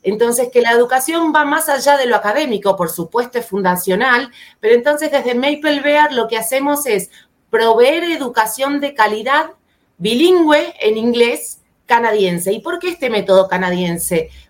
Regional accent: Argentina; moved away as an adult; now in São Paulo, Brazil; soy argentina, pero vivo hace ya dos años en Sao Paulo, Brasil

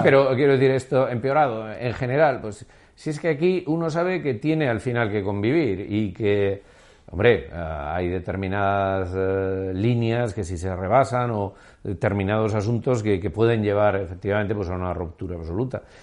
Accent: Basque Country, Spain; mi país

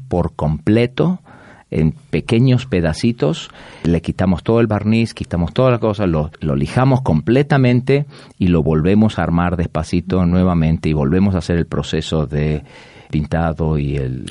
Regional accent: Buenos Aires, Argentina; moved away as an adult; also born or lived in Chicago / Atlanta / Mexico; now in Orlando, United States; Yo nací en la ciudad de Buenos Aires toda mi vida y de ahí me mudé a la ciudad de Chicago

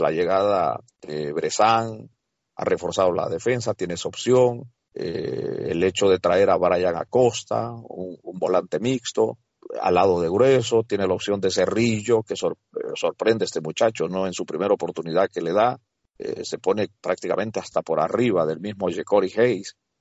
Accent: El Salvador; now in United States; en mi país, El Salvador

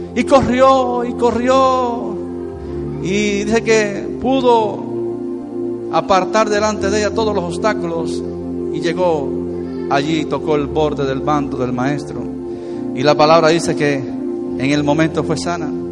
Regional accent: Venezuela; somos ciudadanos de Venezuela

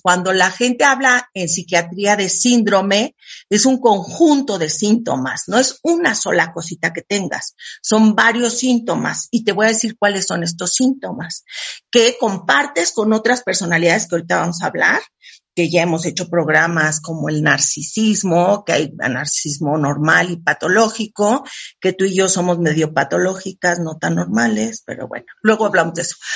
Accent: Mexico; Yo soy súper mexicana

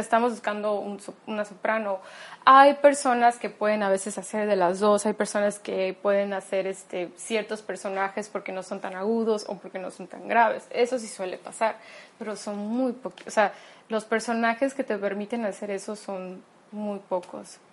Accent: Mexico; soy mexicana

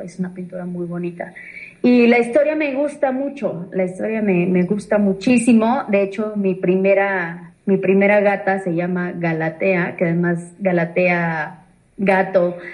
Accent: Mexico City, Mexico; now in Cholula, Mexico; Yo soy originalmente de la Ciudad de México, soy chilanga

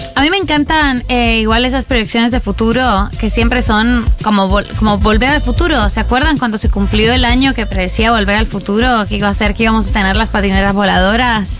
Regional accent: Colombia

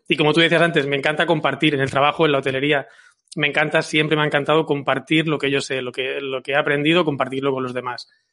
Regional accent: Barcelona, Catalonia, Spain; yo soy de Barcelona

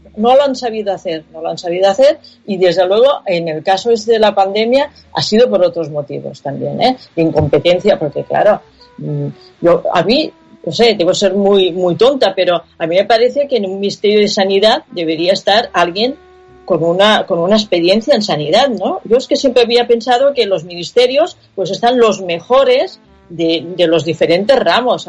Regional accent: Catalonia, Spain; first language Catalan; Spanish is a second language; yo soy eh, de lengua materna catalana, he escrito libros en catalán

